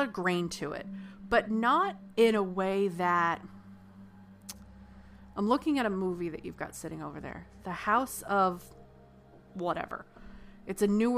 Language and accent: English; United States; I'm American